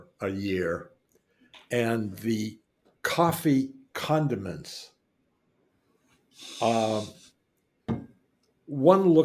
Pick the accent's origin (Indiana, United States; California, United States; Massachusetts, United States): Massachusetts, United States; Boston; I'm from the Boston area my whole life.